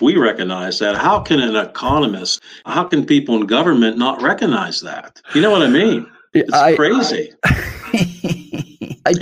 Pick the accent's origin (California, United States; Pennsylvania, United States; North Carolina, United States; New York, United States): Pennsylvania, United States; Pittsburgh; moved away; I grew up in actually Western Pennsylvania, right in Pittsburgh